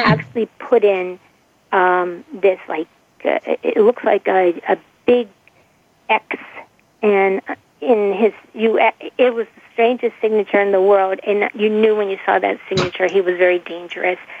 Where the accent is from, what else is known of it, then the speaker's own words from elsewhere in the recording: Pittsburgh, Pennsylvania, United States; I'm from Pittsburgh, Pennsylvania